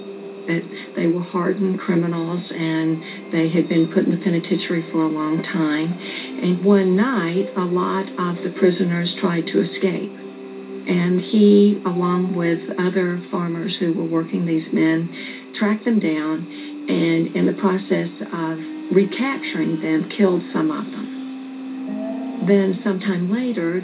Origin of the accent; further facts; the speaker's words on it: Monticello, Georgia, United States; I grew up in Monticello, Georgia, which is a small town about 90 miles south of Atlanta